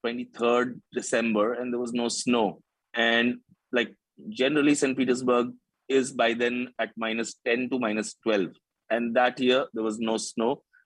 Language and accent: English; Shillong, Meghalaya, India; moved away as an adult; also born or lived in Nagaland / Delhi; now in Mumbai, India; I was born in Nagaland, grew up in Shillong